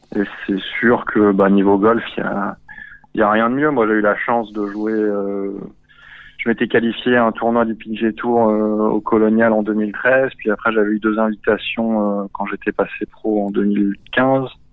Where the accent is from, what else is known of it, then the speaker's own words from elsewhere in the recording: Antibes, Provence-Alpes-Côte d'Azur, France; moved away as an adult; also born or lived in Cannes / United States; je viens de j'ai grandi à Antibes, à Cannes